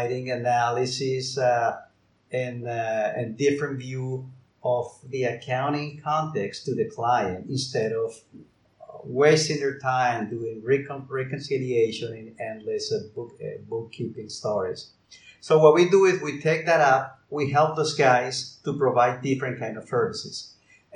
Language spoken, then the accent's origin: English; Colombia; moved away as an adult; now in Barcelona, Spain; I'm based in Barcelona in Spain, although I am from Colombia.